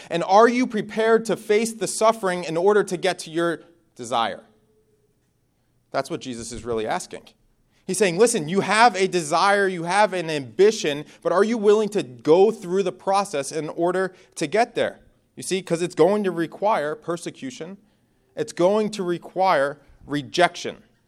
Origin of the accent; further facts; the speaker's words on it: Northeast, United States; moved away as an adult; I'm from the Northeast, so bonfires is something you do every weekend.